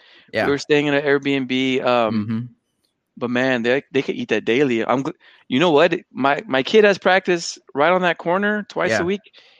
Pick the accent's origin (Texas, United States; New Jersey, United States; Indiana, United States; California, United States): Texas, United States; San Antonio; Growing up in San Antonio, a lot of us stay in our side of town